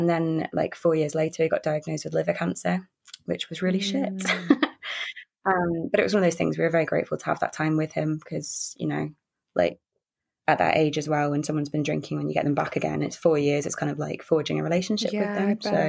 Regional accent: London, United Kingdom; now in Manchester, United Kingdom; I live in Manchester, but I'm originally from London

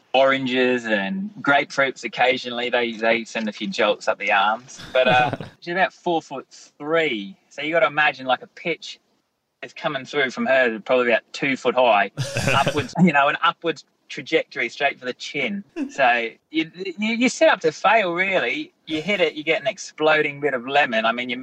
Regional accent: Theodore, Queensland, Australia; we grew up in Theodore, this tiny little country town, and we have like an orchard around our house kind of thing.

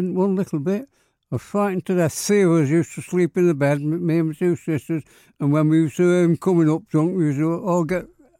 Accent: Manchester, North West England, United Kingdom; I was born in Hardwick, Emma Street, Hardwick.

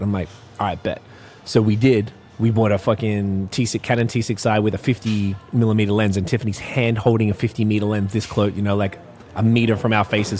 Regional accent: Melbourne, Victoria, Australia; I'm from Melbourne, Australia.

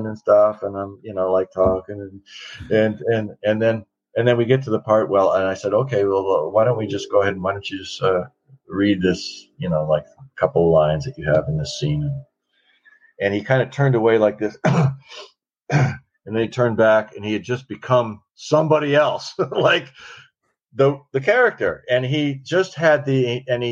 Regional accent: Washington, United States; growing up in Washington and hunting and fishing and eating wild game

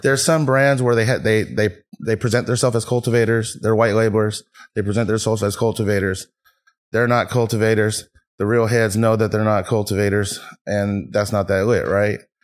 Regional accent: Fairfield, California, United States; also born or lived in Vallejo / San Francisco; I was born in Vallejo, raised in Fairfield, moved to the city

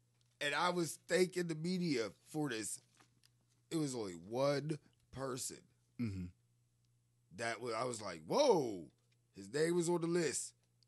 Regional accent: Pittsburgh, Pennsylvania, United States; I'm from Pittsburgh.

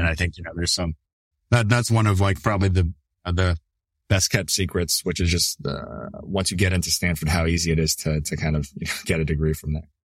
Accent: Toronto, Ontario, Canada; born or raised there; moved away as an adult; also born or lived in New Brunswick, Canada; now in United States

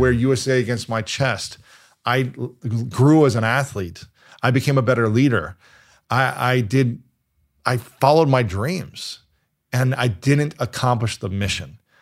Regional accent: Ohio, United States; moved away as an adult; also born or lived in New York City; I'm from Ohio

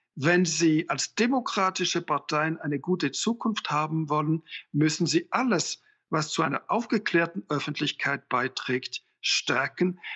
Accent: Switzerland; als Schweizer

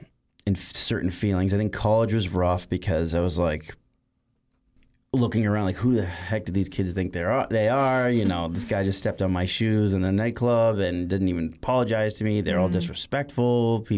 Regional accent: Boston, Massachusetts, United States; You know, I grew up in Boston my whole life, and Massachusetts is a very patriotic state in regards to veterans.

